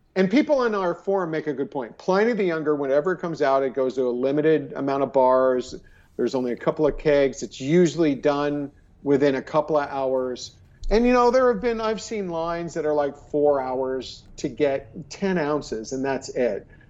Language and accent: English; California, United States; I'm Californian